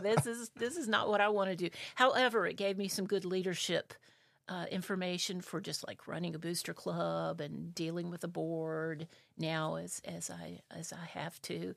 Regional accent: South Carolina, United States; also born or lived in Spartanburg, South Carolina; I'm originally from South Carolina. Uh, my dad was a Methodist minister

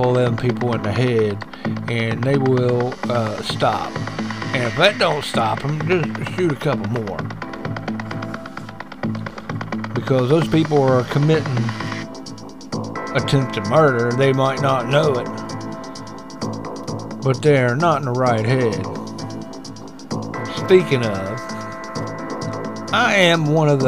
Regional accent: Huntington, West Virginia, United States; I grew up in Guyandotte. That's my little neck of the woods.

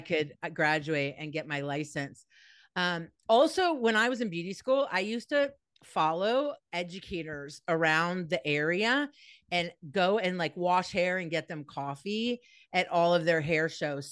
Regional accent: Los Angeles, California, United States; also born or lived in East Coast; I was born in Encino, California, so I am a Valley girl through and through

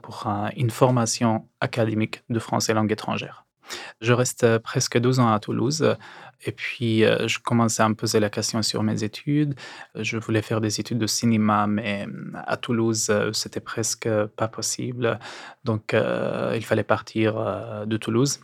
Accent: Aleppo, Aleppo Governorate, Syria; French is a second language; moved away as an adult; now in Paris, France; Je suis né à Alep, euh, c'est ma ville natale.

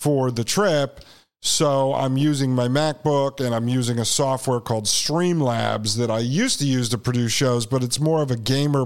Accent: New Haven, Connecticut, United States; I was born in 1981 in New Haven, Connecticut

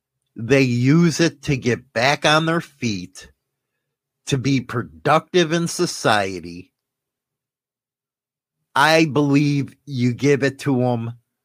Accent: Canada; Medicare in Canada isn't what it used to be, but it's better than nothing. Still happy I'm Canadian.

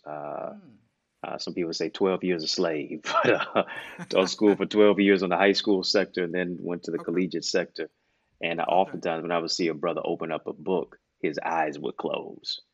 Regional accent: Detroit, Michigan, United States; my hometown is Motown, Detroit, East Side

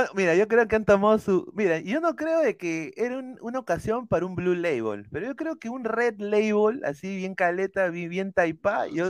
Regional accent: Peru

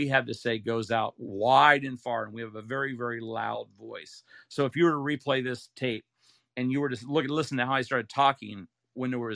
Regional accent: Ohio, United States; moved away as an adult; also born or lived in Utah; I grew up in Ohio and went to college, Brigham Young University, and that's in Utah. And then I moved out here

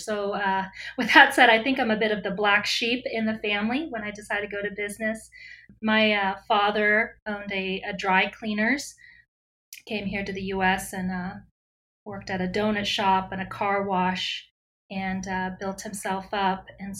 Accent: Fort Chaffee, Arkansas, United States; also born or lived in Vietnam; I was born in Vietnam, right at the end of the Vietnam War, and my family came here, so I'm a first generation, and grew up at the refugee camp that the U.S. set up at Fort Chaffee in Arkansas.

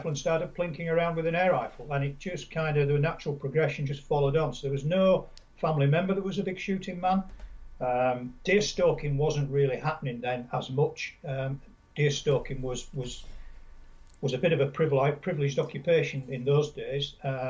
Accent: Yorkshire and the Humber, United Kingdom; I'm a Yorkshireman, I come from Yorkshire originally.

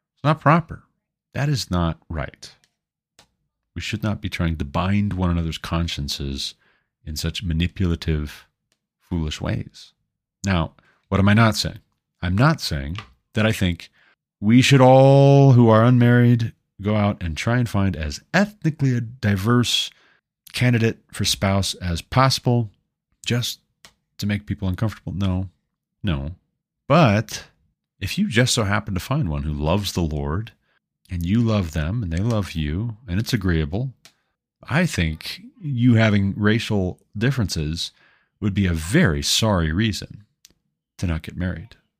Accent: United States; I'm not a Scotsman. I'm an American.

